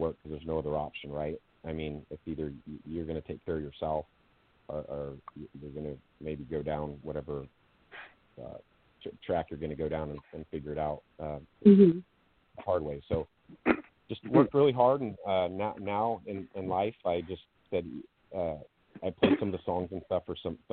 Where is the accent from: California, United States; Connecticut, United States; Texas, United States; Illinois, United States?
California, United States; Sacramento; born and raised in Sacramento, California